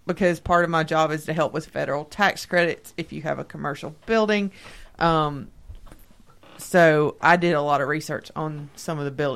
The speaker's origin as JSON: {"language": "English", "area": "Columbia", "region": "Tennessee", "country": "United States", "tie": "born or raised there", "said": "I'm in my hometown doing my internship"}